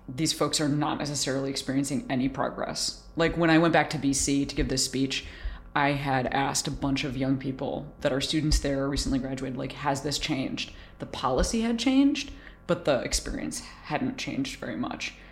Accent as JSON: {"language": "English", "town": "Chicago", "region": "Illinois", "country": "United States", "tie": "born or raised there", "also_born_or_lived": "Boston", "moved": "yes", "said": "was raised in Chicago"}